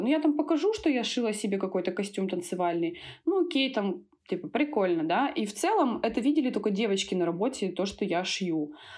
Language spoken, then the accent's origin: Russian; Tyumen, Tyumen Oblast, Russia; also born or lived in Thailand; now in Moscow, Russia; я родом из Тюмени